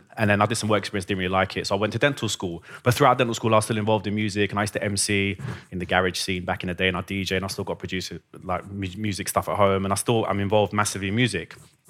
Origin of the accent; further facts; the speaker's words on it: Iran; born there; So I was born in Iran and music was a massive part of my life.